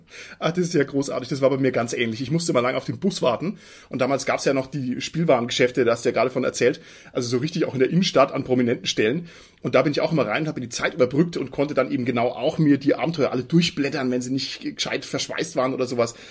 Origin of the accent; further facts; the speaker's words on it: Franconia, Bavaria, Germany; Ich bin ja selber als Franke gerade noch Süddeutscher